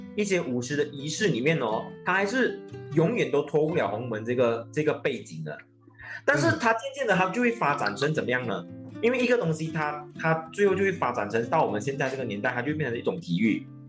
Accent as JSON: {"language": "Chinese", "town": "Batu Pahat", "region": "Johor", "country": "Malaysia", "moved": "as an adult", "lives_now": "Johor Bahru, Malaysia", "said": "我来自柔佛八猪八峡"}